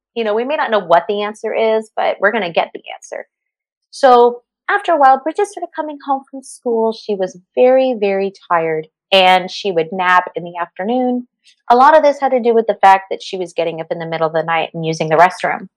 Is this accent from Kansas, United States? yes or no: no; Los Angeles, California, United States; also born or lived in Santa Clarita, California; I grew up in the San Fernando Valley